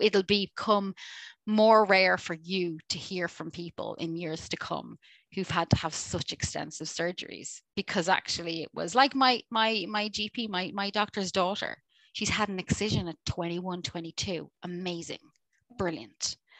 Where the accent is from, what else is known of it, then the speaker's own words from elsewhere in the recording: Ireland; I'm Irish.